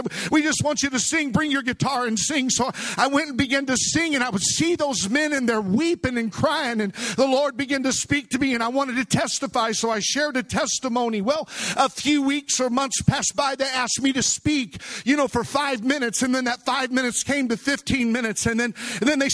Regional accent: Missouri, United States; A broken young man born and raised in Missouri, come from a broken home

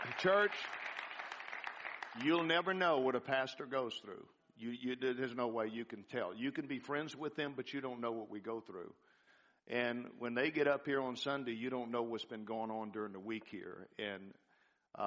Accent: New Orleans, Louisiana, United States; I was born in New Orleans. And all my cousins and aunts and uncles and everybody's down in New Orleans

